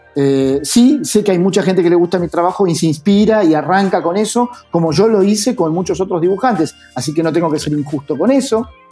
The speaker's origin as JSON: {"language": "Spanish", "country": "Argentina", "also_born_or_lived": "Buenos Aires", "said": "trabajar afuera siendo argentino"}